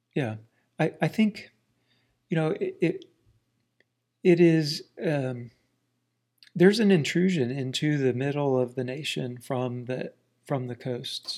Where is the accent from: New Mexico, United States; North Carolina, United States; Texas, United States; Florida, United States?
Florida, United States; South Central; moved away as an adult; also born or lived in Washington, D.C.; now in Ozarks, United States; We grew up in a very small town in central Florida, South Central Florida